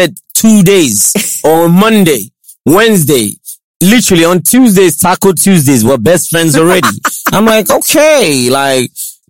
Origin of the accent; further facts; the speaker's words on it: Lagos, Nigeria; I grew up in Lagos, right? I did my primary school in Lagos. I did my secondary school in Lagos.